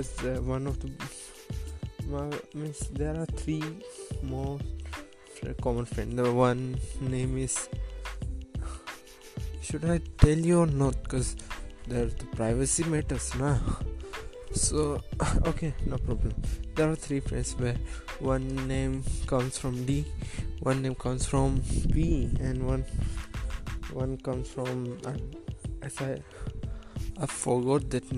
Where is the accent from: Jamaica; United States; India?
India; Asapur; I am from Asapur